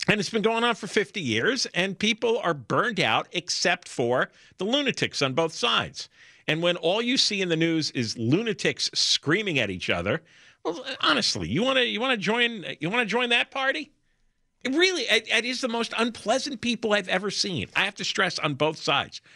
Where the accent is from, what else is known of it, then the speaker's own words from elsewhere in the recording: New Jersey, United States; I grew up in New Jersey